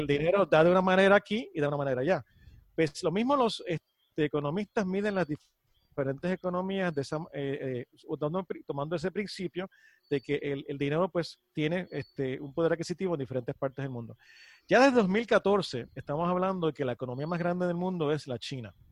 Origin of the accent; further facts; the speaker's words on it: Puerto Rico; como puertorriqueño